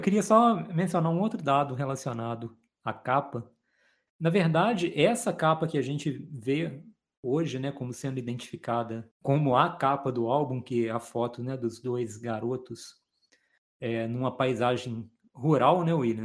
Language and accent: Portuguese; Minas Gerais, Brazil; also born or lived in Juiz de Fora; Nós dois somos mineiros